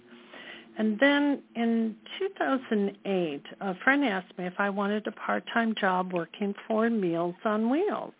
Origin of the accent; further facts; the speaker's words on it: Chicago, Illinois, United States; moved away as an adult; now in Los Angeles, United States; I come from the Midwest. I was born in Chicago, and I attended my local junior college there